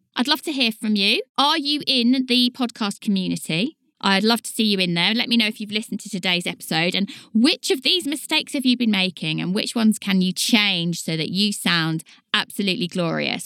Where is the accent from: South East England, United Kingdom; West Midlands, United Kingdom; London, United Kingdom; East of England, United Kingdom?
East of England, United Kingdom; Leighton Buzzard; accent: Leighton Buzzard; My accent is a very much a Leighton Buzzard accent, and we are known for dropping our T's and our D's.